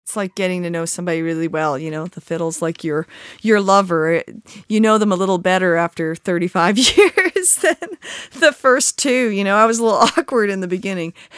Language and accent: English; Victoria, British Columbia, Canada; now in Galax, United States; I grew up in British Columbia, just a couple blocks from the ocean